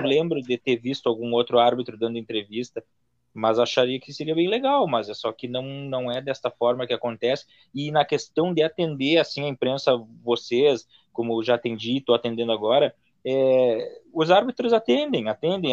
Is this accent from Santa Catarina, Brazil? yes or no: no; Santana do Livramento, Rio Grande do Sul, Brazil; eu sou de Livramento, era delegacia de Bagé, mas a minha, a minha cidade é Livramento